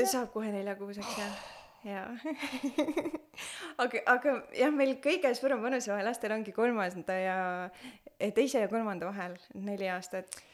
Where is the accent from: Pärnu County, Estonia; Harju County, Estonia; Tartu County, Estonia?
Pärnu County, Estonia; Pärnu; moved away; me oleme Pärnust pärit, vanemad kõik on Pärnus